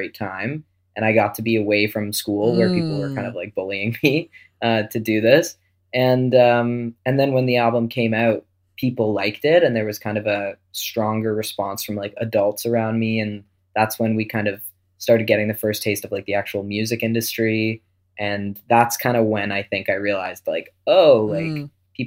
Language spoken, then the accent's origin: English; Wolfville, Nova Scotia, Canada; also born or lived in Antigonish, Nova Scotia / Halifax / Toronto; When I was about 12, I moved from Wolfville to another town in Nova Scotia called Antigonish